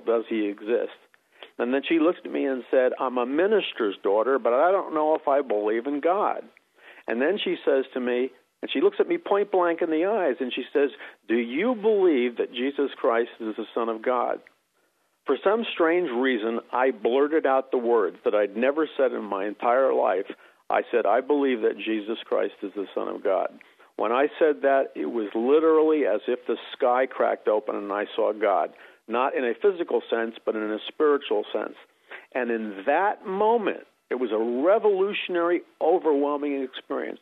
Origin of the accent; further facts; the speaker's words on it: New York City, New York, United States; moved away; also born or lived in Missouri; I grew up in New York City